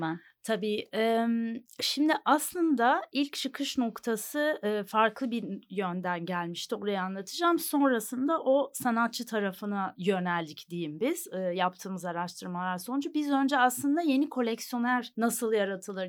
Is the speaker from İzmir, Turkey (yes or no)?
no; Istanbul, Turkey; also born or lived in New York, United States; İstanbul doğumluyum